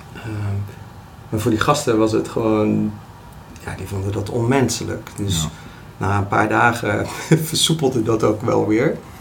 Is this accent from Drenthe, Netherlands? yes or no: no; Delft, South Holland, Netherlands; now in Rijswijk, Netherlands; ik woon in Rijswijk, eh, geboren in Delft.